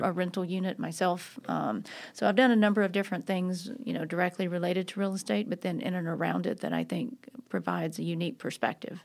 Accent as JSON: {"language": "English", "town": "Nashville", "region": "Tennessee", "country": "United States", "tie": "born or raised there", "also_born_or_lived": "Los Angeles, California", "said": "I grew up here in Nashville, so I'm a Nashville native."}